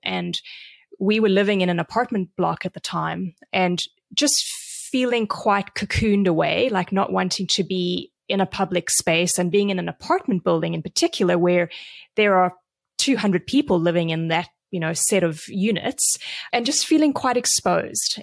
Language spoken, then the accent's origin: English; South Africa; also born or lived in Vancouver, Canada; now in San Diego, United States; I grew up in South Africa. I moved to Canada twenty-five years ago